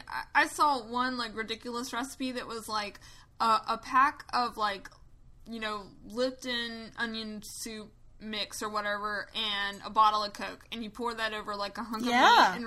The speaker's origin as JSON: {"language": "English", "region": "North Carolina", "country": "United States", "said": "I'm from North Carolina"}